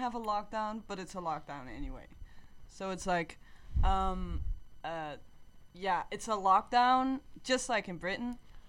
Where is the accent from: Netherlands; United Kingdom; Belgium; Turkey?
Netherlands; 's-Hertogenbosch, North Brabant; now in Amsterdam, Netherlands; I'm from the south, I'm from Den Bosch, in a way I've decided to stay in Amsterdam as well